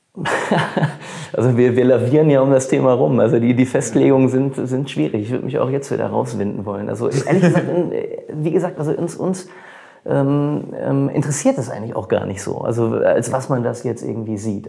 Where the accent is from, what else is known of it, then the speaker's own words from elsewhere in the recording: Bochum, North Rhine-Westphalia, Germany; ich bin auch ein Bochumer Junge